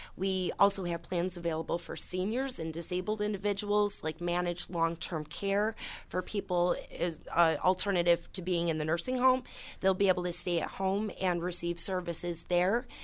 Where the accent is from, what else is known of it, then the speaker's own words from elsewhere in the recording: Orleans County, New York, United States; I started 13 years ago as a representative in my hometown county, in Orleans County, a very small rural area